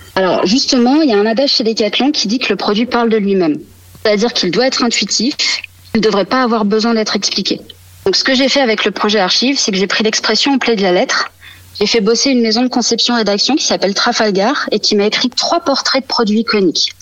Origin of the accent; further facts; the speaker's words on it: Bay of the Somme, Hauts-de-France, France; Je suis originaire de la baie de Somme